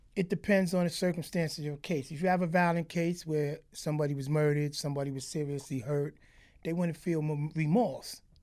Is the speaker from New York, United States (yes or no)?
yes; New York City, New York, United States; also born or lived in Crown Heights, Brooklyn; I'm from Crown Heights originally, but I grew up in Flatbush